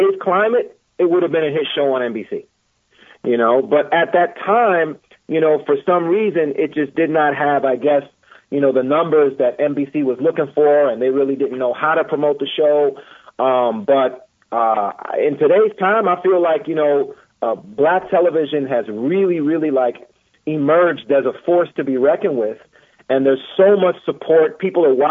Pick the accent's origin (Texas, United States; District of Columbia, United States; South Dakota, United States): District of Columbia, United States; Washington; I grew up in Northwest D.C., right by Roosevelt High School